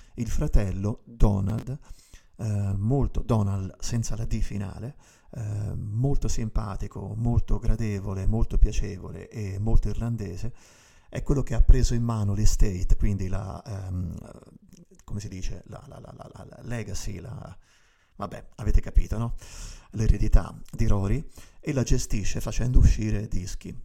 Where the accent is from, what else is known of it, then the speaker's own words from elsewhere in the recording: Tuscany, Italy; sono toscano